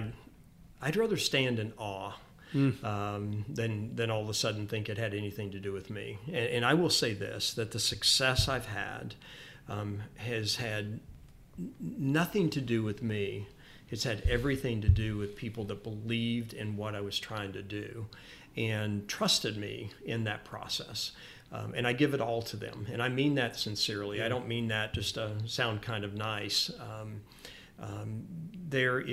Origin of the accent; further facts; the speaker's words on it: Memphis, Tennessee, United States; I grew up in Memphis.